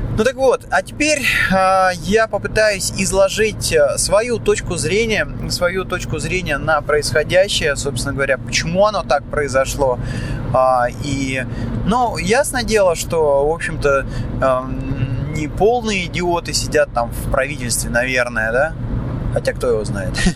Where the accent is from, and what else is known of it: Moscow, Russia; now in Cyprus